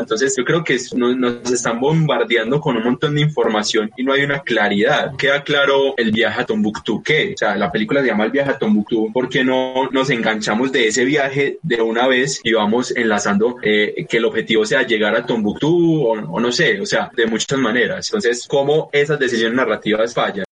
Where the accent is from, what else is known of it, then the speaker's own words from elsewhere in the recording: Colombia; also born or lived in Medellín; nos vemos identificados nosotros como colombianos